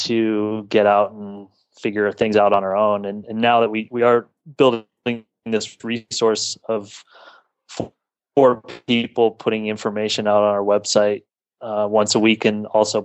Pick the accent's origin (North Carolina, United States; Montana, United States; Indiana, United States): Montana, United States; Whitefish; moved away as an adult; also born or lived in Bozeman, Montana; now in Bend, United States; I grew up in Montana, Whitefish, Montana, and went to college in Montana State University in Bozeman